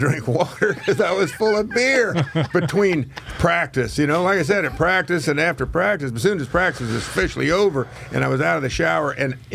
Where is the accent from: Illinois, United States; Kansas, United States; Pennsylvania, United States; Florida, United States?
Kansas, United States; moved away; I grew up in Kansas